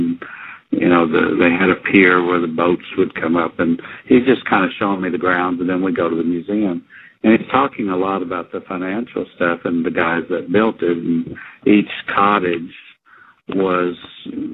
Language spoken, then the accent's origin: English; Oklahoma, United States; I'm from Oklahoma.